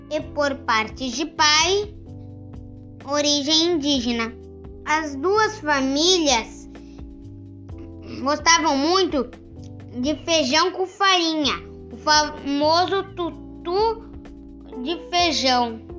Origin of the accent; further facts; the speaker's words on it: São Vicente, São Paulo, Brazil; Eu sou de São Vicente e a minha família veio do Nordeste.